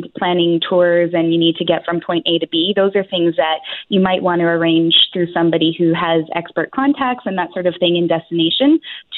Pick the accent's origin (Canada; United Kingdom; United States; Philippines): Canada; we're so Canadian